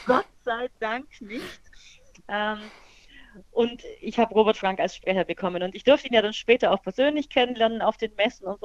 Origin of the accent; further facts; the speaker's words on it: Bavaria, Germany; Also ich komme ja aus Bayern und da feiert man so richtig exzessiv Fasching